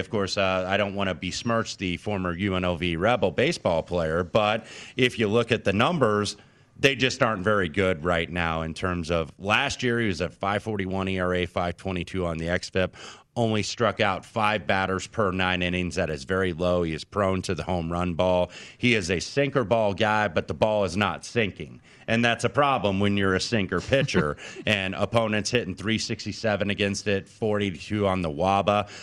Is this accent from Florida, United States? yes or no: no; Indiana, United States; he called my home state a disaster